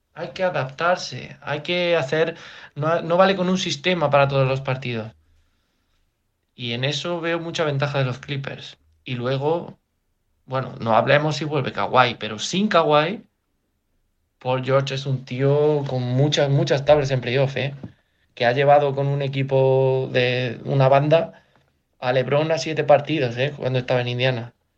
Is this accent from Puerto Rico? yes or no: no; Jaén, Andalusia, Spain; soy de Jaén